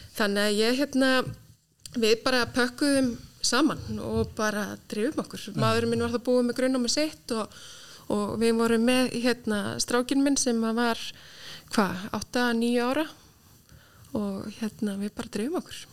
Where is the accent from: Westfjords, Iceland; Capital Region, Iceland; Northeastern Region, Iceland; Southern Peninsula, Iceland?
Capital Region, Iceland; Reykjavík; moved away as an adult; also born or lived in United Kingdom; ég er alveg vestubæðingur í sko húð og hár og mikill káringur